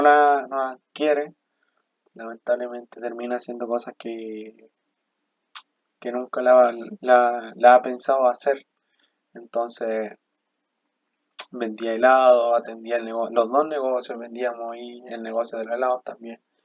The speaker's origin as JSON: {"language": "Spanish", "country": "Chile", "tie": "born or raised there", "also_born_or_lived": "Bolivia", "said": "yo soy boliviano, vivo aquí en Chile desde que tengo razón de ser, desde mis tres llegué, me trajo mi papá acá a Chile"}